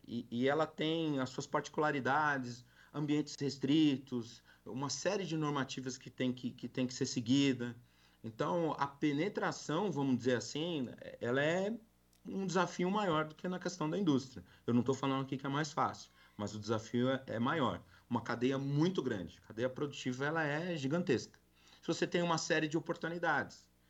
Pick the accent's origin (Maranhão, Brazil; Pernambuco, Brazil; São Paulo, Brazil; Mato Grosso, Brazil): São Paulo, Brazil; now in Goiás, Brazil; Sou paulistano. Eu brinco que agora eu sou goiano